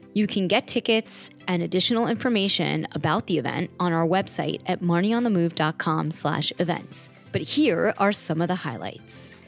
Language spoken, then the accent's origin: English; Long Island, New York, United States; I kind of grew up in New York. I grew up outside on Long Island